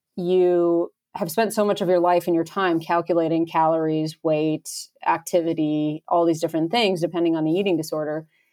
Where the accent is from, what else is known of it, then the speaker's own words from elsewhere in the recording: upstate New York, United States; moved away as an adult; also born or lived in Boston; now in Colorado, United States; I grew up near the Adirondack Mountains in upstate New York